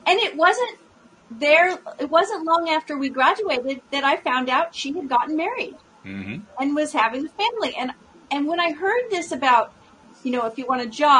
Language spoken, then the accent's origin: English; California, United States; moved away; I was originally from California